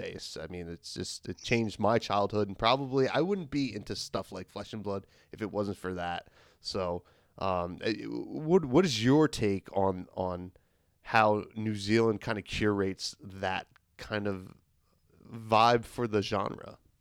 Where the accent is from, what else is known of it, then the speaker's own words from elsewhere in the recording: United States; as an American